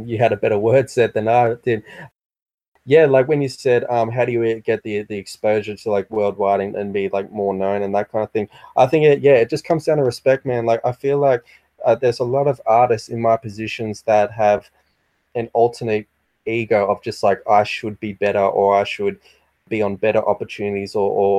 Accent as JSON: {"language": "English", "country": "Australia"}